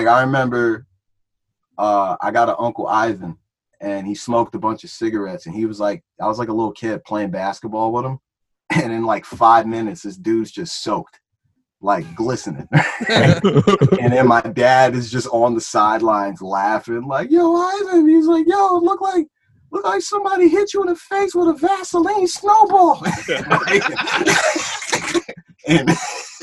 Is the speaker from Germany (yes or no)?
no; Plainfield, New Jersey, United States; also born or lived in Old Bridge, New Jersey / Franklin, New Jersey; the street we grew up on in Plainfield